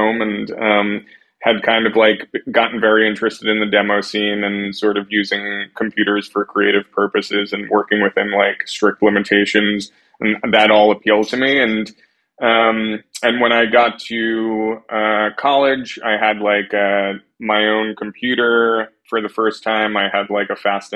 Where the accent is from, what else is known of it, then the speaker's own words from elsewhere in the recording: Long Island, New York, United States; I grew up on Long Island, about an hour outside of the city